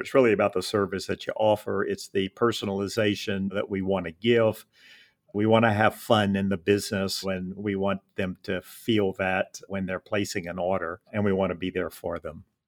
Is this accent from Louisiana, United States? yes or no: yes; Lafayette, Louisiana, United States; opened a trade shop locally in Lafayette, my hometown